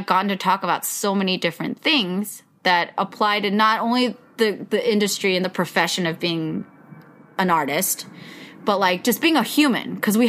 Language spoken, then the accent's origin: English; Yolo, California, United States; born or raised there